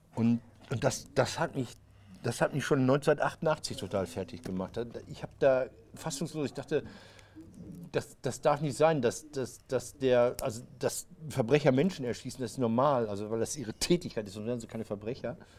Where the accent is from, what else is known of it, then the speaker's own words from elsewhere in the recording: Marl, North Rhine-Westphalia, Germany; ich bin in Marl groß geworden